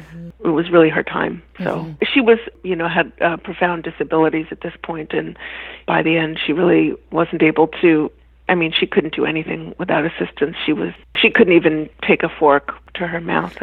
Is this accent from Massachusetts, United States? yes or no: yes; Boston, Massachusetts, United States; moved away as an adult; also born or lived in New York; now in Boston, United States; I grew up in Boston, Massachusetts.